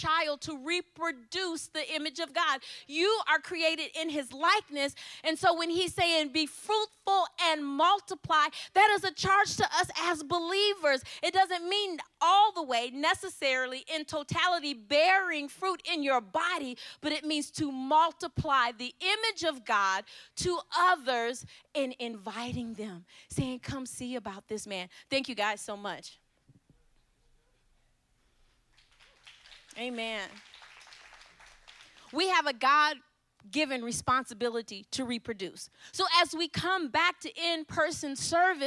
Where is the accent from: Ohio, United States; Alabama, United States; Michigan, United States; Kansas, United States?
Michigan, United States; Ypsilanti; I'm from Ypsilanti, Michigan